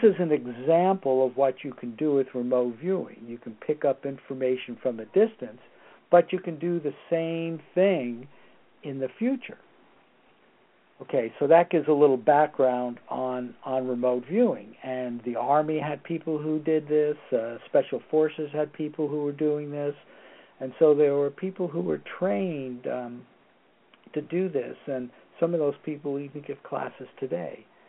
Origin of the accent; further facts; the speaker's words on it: Torrance, California, United States; also born or lived in New York City, New York, United States; I was born in New York City, but I came to California when I was nine. So I consider myself to be a uh, uh, California, um, almost California resident, but not quite.